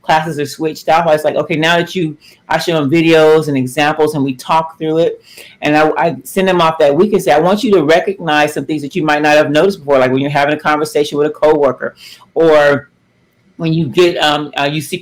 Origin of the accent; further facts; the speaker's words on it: Los Angeles, California, United States; We grew up in Los Angeles in South Central during some very volatile times in the 80s